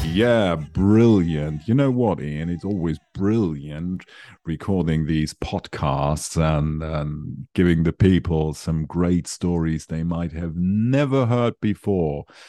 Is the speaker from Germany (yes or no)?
yes; Germany; In Germany, so I I am from Germany.